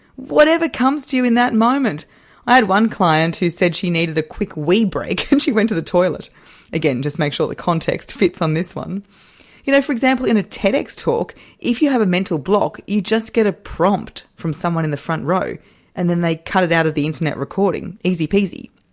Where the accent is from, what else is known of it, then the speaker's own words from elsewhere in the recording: Australia; I am Australian.